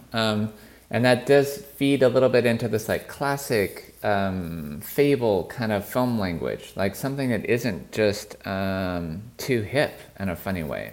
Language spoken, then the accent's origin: English; United States; I'm an American born in the, in the sixties